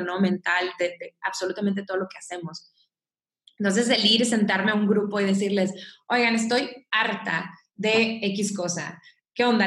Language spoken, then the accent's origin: Spanish; Mexico; soy mexicana